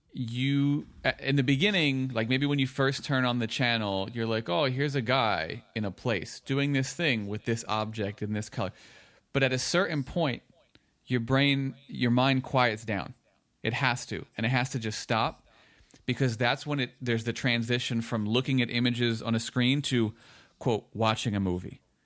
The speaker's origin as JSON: {"language": "English", "town": "Woodbridge", "region": "New Jersey", "country": "United States", "tie": "born or raised there", "said": "where I was growing up in Woodbridge"}